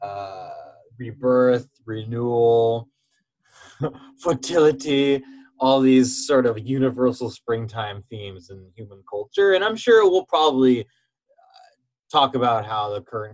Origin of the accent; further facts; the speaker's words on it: Pacific Northwest, United States; a native Northwesterner